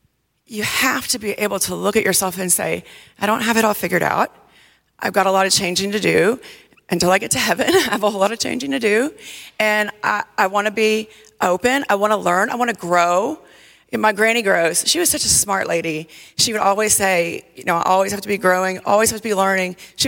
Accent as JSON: {"language": "English", "region": "the South", "country": "United States", "said": "when I was younger, I just thought, oh, I parent like a Southerner. I'm from the South. That's just how I do it."}